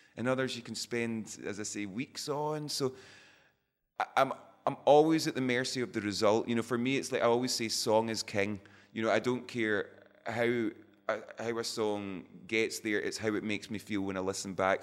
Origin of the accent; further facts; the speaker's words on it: Scotland, United Kingdom; we're always described as Scottish rock band